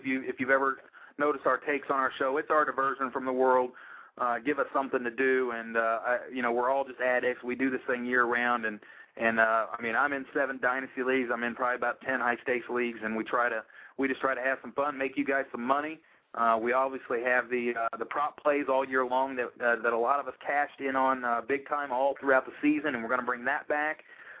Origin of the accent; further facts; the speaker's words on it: Louisville, Kentucky, United States; I'm from Louisville, Mike's from Kentucky.